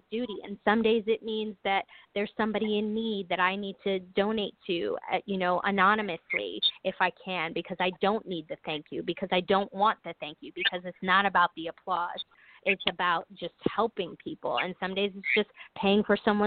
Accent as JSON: {"language": "English", "town": "New York City", "region": "New York", "country": "United States", "tie": "born or raised there", "said": "I'm from New York, because I've always thought of myself growing up in New York City during the 70s and 80s and early 90s"}